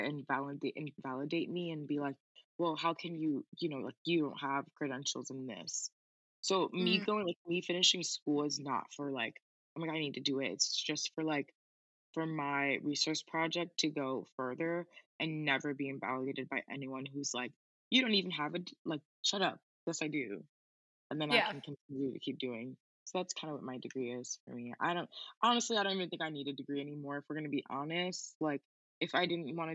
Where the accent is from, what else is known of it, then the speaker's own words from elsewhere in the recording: New York City, New York, United States; also born or lived in Bronx, New York; I was actually born in the Bronx, but I grew up in Queens, and I lived there for 10 years, so I'm from Queens.